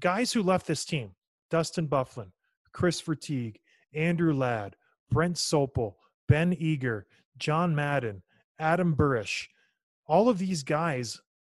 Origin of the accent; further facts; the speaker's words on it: Edmonton, Alberta, Canada; moved away; Edmonton's my hometown.